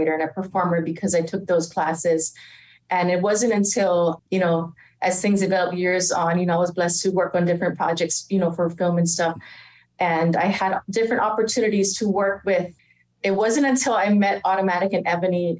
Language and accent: English; Hawaii, United States; moved away; born and raised in Hawaii